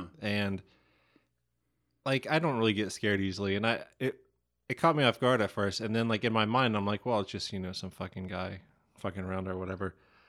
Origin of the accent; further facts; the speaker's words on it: Franklin, Ohio, United States; I am from Big Texas, Franklin, Ohio.